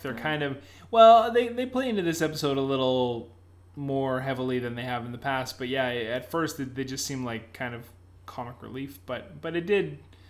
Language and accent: English; Canada; maybe because we're Canadian, so I'm used to a French Canadian accent